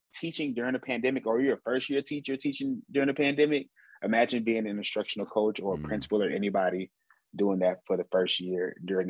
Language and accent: English; Houston, Texas, United States; I'm from Houston, Texas, born and raised